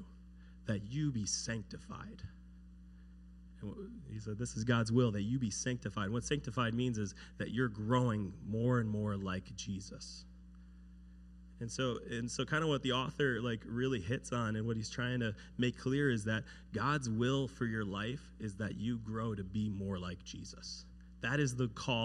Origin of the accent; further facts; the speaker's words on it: United States; growing up in America, everything's kind of laid out for you